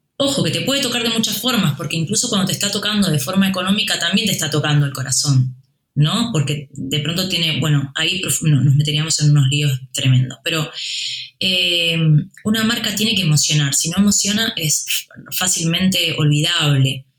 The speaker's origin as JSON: {"language": "Spanish", "country": "Uruguay", "moved": "yes", "lives_now": "Spain", "said": "De donde yo vengo, en Uruguay"}